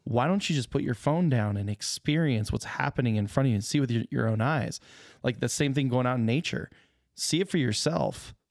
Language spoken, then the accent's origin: English; Arizona, United States; moved away; I grew up in Arizona